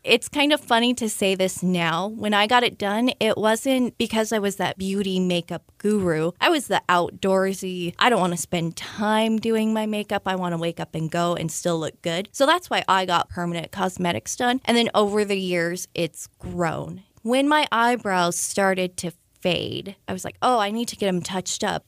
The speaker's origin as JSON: {"language": "English", "region": "Utah", "country": "United States", "tie": "born or raised there", "moved": "yes", "lives_now": "Frederick, United States", "said": "I'm originally from Utah."}